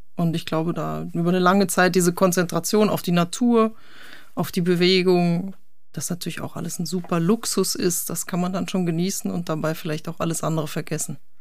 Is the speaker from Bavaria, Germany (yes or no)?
no; North Rhine-Westphalia, Germany; moved away; Ich bin ja ursprünglich auch Westfale